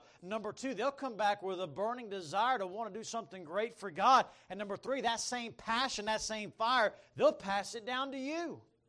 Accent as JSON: {"language": "English", "country": "Bahamas", "tie": "born or raised there", "said": "I grew up in the Bahamas. I mean, I lived there. And they took me there when I was three. But my dad was a bush pilot, and we didn't have cruise ships where I lived."}